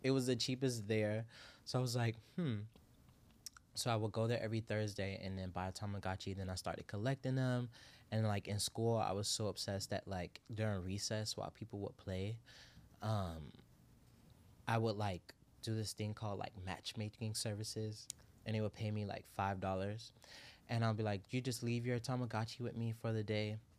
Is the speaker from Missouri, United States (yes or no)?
no; Miami, Florida, United States; I'm from Miami